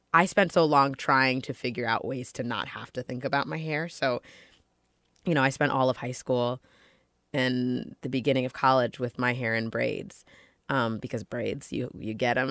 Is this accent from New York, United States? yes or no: yes; Ossining, New York, United States; also born or lived in Los Angeles, California; I grew up for the most part in Ossining, New York. I was born in Los Angeles, but we moved and I grew up in Ossining.